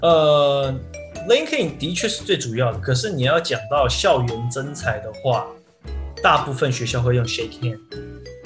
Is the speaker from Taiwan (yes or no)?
yes; Taiwan; moved away as an adult; also born or lived in United States; 我们在台湾